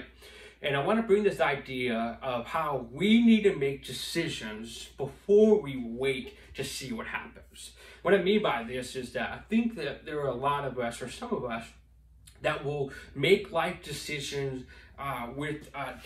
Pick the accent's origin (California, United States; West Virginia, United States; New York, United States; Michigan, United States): Michigan, United States; St. Clair Shores; I grew up here in Roseville and St. Clair Shores area, and I graduated in Lakeview High School right here at St. Clair Shores